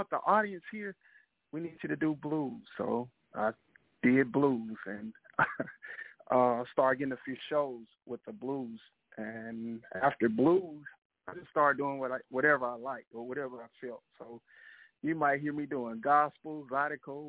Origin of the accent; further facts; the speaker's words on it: Mississippi, United States; I'm from Mississippi, and I mean, we know we're right next door to Louisiana